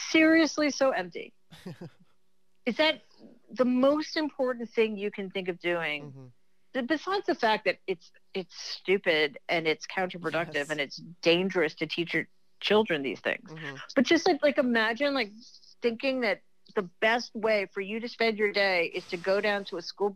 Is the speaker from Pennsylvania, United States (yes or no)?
no; New York City, New York, United States; also born or lived in Manhattan, New York / Long Island, New York; I am a city kid. I grew up in Queens